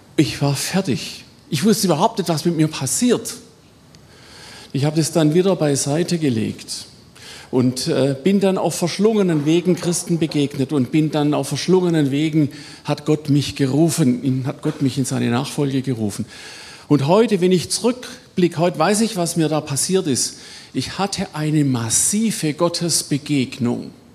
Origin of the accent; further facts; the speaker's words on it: Swabia, Baden-Württemberg, Germany; accent: Swabian; im allgemeinen schwäbischen Pietismus, das hört man ja, ne, wo ich herkomme